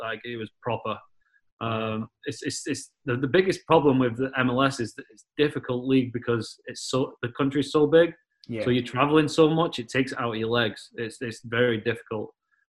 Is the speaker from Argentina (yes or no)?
no; England, United Kingdom; moved away; when I came up from England and you went to Hutchie, it was like, when in England, I'm born in November